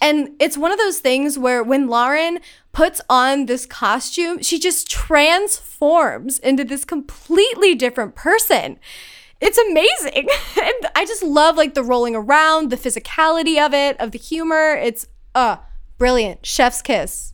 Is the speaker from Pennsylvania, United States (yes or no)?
yes; Pottstown, Pennsylvania, United States; I grew up in Pennsylvania